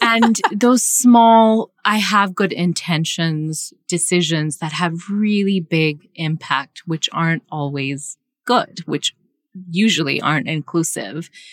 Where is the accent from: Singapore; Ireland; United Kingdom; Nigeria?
Singapore; moved away; I grew up in Asia, I grew up in Singapore